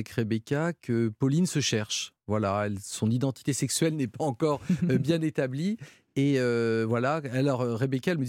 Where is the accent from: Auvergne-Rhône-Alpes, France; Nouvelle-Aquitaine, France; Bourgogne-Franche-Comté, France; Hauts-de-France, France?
Hauts-de-France, France; accent: northern French; mais non, je veux pas l'accent belge j'ai l'accent du Nord, je veux l'accent de Marseille.